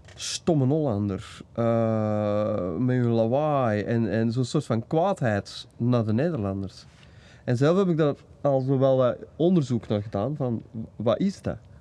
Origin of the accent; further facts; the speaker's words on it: Belgium; maar ik ben wel een Belg